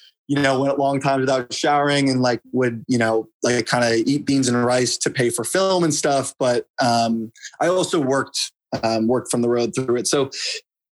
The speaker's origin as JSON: {"language": "English", "area": "Bay Area", "region": "California", "country": "United States", "moved": "as an adult", "lives_now": "New York, United States", "said": "I come from the Bay Area in California, which is definitely a bubble"}